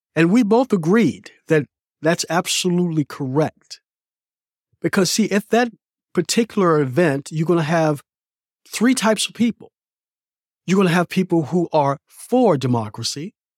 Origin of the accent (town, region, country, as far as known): United States